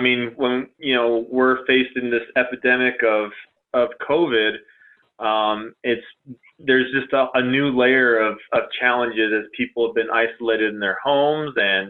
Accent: California, United States; I came from Southern California where, you know, there was a community that was neighboring one of the towns that I lived

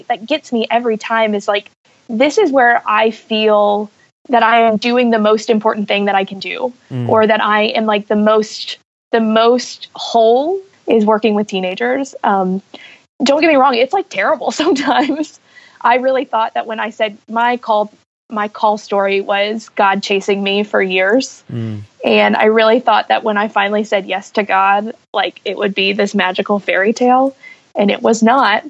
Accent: Huntsville, Alabama, United States; born or raised there

